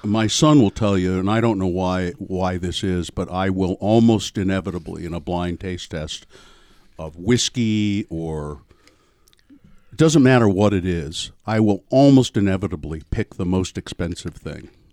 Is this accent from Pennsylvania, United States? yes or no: no; Ogden, Utah, United States; growing up in Ogden.